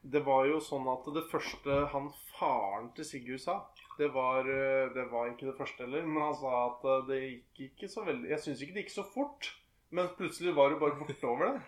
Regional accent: Norway; jeg er fra Fon

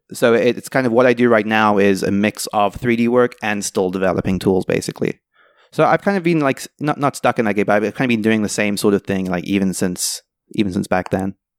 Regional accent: South Africa; moved away; I grew up in South Africa

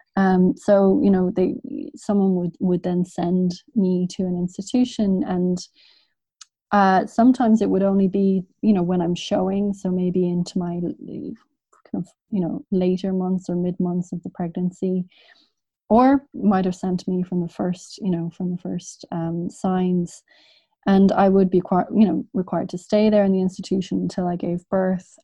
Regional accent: Dublin, Leinster, Ireland; I grew up in Dublin

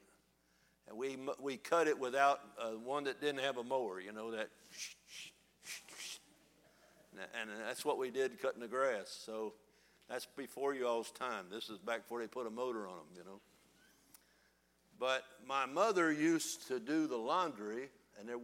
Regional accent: United States; accent: country hillbilly; I was raised in Northside. My parents were both from down in the lower part of Kentucky

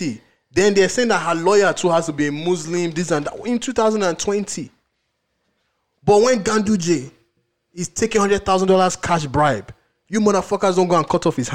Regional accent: Oyo, Nigeria; We go in, we grew up in Oyo State.

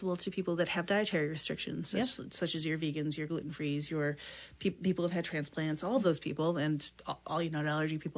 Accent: Midwest, United States; I'm a Midwesterner

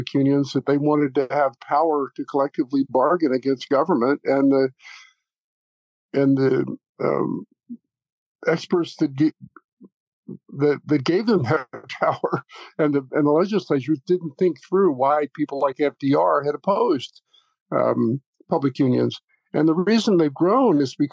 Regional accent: the South, United States; moved away; also born or lived in New York; I grew up in the South

